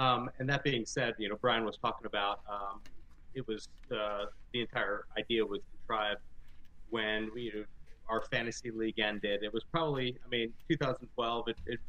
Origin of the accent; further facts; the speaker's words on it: Baltimore, Maryland, United States; now in New England, United States; born and raised in Baltimore, but I'm regretfully living, up in New England.